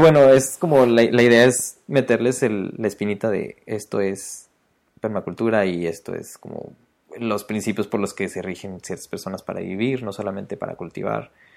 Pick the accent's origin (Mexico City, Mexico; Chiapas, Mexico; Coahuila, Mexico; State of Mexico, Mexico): Mexico City, Mexico; accent: chilango; yo soy de Ciudad de México, digo jitomates.